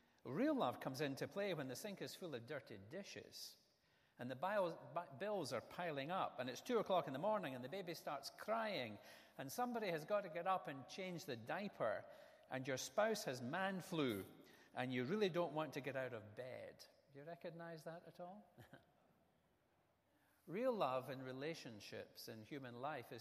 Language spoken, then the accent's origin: English; Scotland, United Kingdom; moved away as an adult; we moved to a new house in the town where I grew up in Scotland